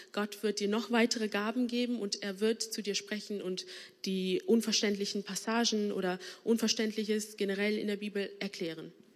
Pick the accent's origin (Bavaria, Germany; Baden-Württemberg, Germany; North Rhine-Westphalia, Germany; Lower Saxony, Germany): North Rhine-Westphalia, Germany; Bonn; ich bin hier gebürtige Bonnerin. Ähm, meine Eltern kommen aber aus Sri Lanka